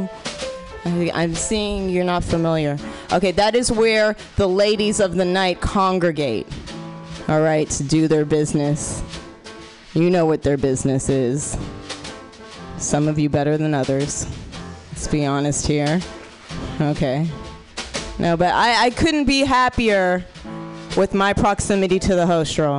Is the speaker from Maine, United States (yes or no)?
no; Oakland, California, United States; I'm from Oakland, California